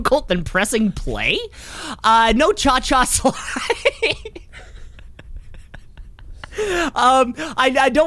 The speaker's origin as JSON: {"language": "English", "country": "Canada", "said": "I'm Canadian"}